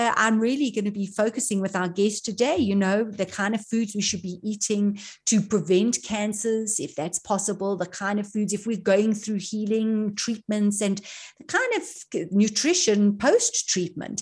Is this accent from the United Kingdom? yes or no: no; South Africa; being South African